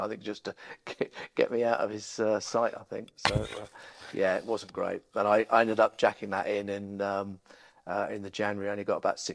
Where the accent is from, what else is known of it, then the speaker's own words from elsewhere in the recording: Essex, East of England, United Kingdom; moved away; also born or lived in Norwich, Norfolk; I grew up in Essex, so I'm a Norfolk boy when it suits, I'm an Essex boy when it suits